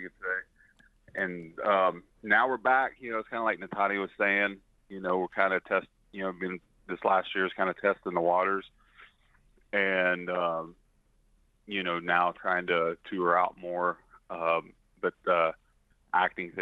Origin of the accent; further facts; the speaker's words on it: southeast Oklahoma, United States; also born or lived in Kansas; I grew up in Oklahoma, down in southeast Oklahoma mainly